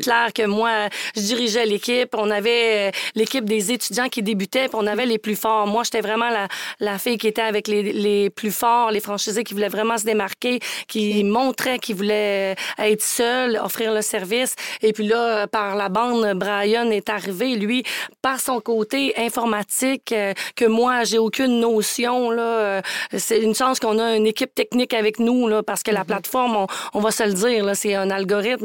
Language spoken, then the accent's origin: French; Charlevoix, Quebec, Canada; moved away; Quand j'étais jeune, moi, j'étais vraiment la petite fille de région. Je viens de Charlevoix